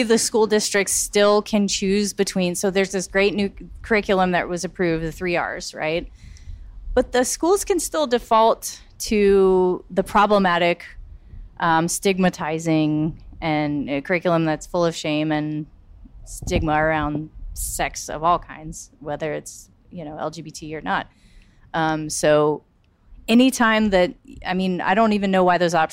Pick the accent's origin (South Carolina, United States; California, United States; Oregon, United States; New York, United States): South Carolina, United States; Charleston; being from South Carolina and being from Charleston